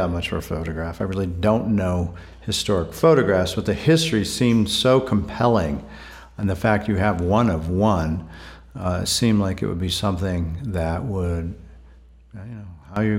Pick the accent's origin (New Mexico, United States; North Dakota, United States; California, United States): New Mexico, United States; Portales; that's just a very short distance from where I grew up in Portales